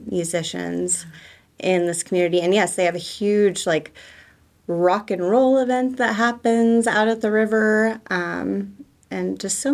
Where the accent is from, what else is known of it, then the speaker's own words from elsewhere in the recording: Tulsa, Oklahoma, United States; born there; now in Tahlequah, United States; I was born in Tulsa. I love Tulsa, but it's a huge city.